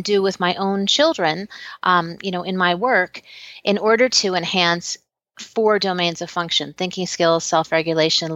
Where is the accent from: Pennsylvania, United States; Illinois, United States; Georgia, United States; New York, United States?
Illinois, United States; Chicago; I'm from Chicago